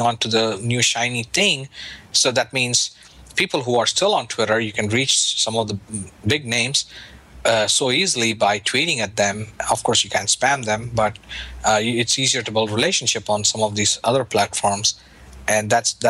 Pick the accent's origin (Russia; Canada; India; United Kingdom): India; now in United States; Growing up in India